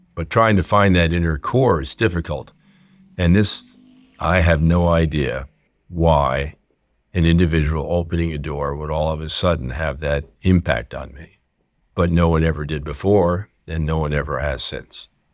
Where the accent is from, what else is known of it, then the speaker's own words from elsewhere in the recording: New Jersey, United States; I grew up in New Jersey and went to public school throughout